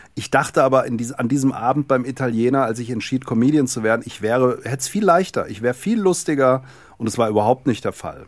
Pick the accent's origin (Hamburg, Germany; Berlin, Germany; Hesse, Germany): Hesse, Germany; Darmstadt; Ich komme aus dem Rhein-Main-Gebiet, Darmstadt, Darmstädter Ecke